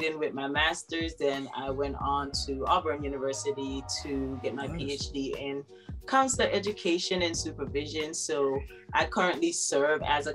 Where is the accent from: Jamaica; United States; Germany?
Jamaica; moved away as an adult; Born and raised in Jamaica, went to the Convent of Mercy Academy, Alpha